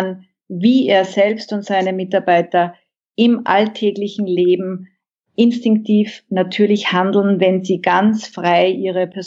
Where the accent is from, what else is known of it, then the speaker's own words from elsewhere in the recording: Austria; ich bin Österreicherin und ähm, seit 2010 mit einem Westaustralier verheiratet